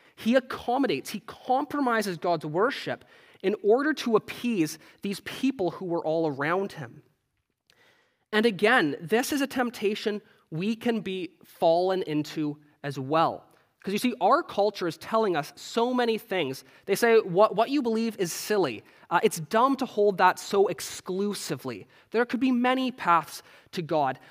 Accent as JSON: {"language": "English", "country": "Canada", "moved": "yes", "said": "I'm Canadian"}